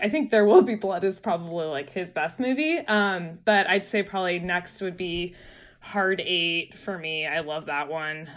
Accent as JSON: {"language": "English", "area": "San Francisco Bay Area", "region": "California", "country": "United States", "moved": "yes", "lives_now": "New York, United States", "said": "I'm from the San Francisco Bay Area."}